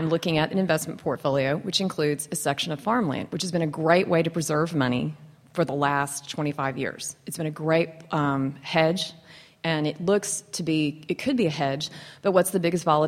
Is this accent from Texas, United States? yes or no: yes; Texas Panhandle, United States; I grew up in the Texas Panhandle